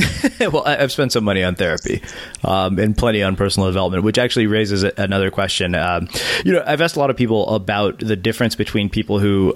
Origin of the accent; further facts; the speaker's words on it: India; I'm Indian and all Indian religious traditions are time consuming